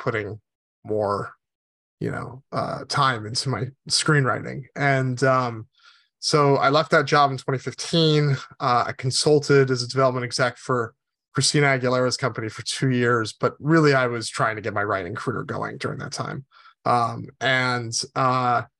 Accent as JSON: {"language": "English", "region": "Connecticut", "country": "United States", "tie": "born or raised there", "moved": "yes", "said": "I grew up in Connecticut, which is almost as far away from Los Angeles as you can get."}